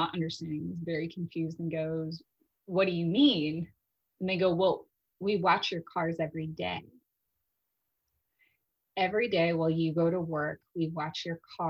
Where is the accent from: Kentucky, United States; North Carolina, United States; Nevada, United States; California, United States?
Nevada, United States; Las Vegas; also born or lived in Chicago, Illinois; originally before I grew up in Las Vegas and I was originally in Chicago with my family and then we moved to Las Vegas and I did middle school, high school and all that later on